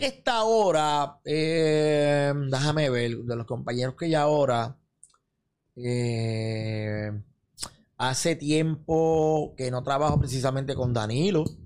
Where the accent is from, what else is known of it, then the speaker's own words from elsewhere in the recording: Santa Isabel, Puerto Rico; mi pueblo Santa Isabel